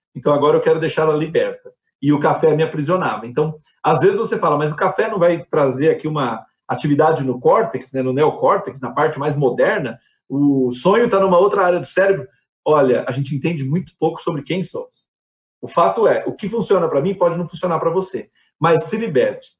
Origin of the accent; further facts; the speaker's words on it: Brazil; enquanto brasileiros